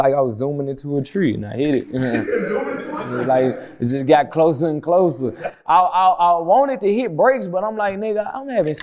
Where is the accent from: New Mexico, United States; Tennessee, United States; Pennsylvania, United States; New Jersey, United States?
Tennessee, United States; Memphis; I come from Memphis